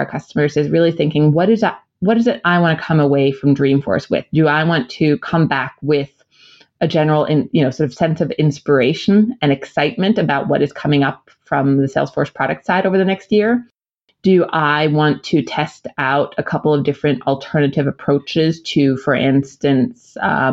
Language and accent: English; United States; moved away; As an American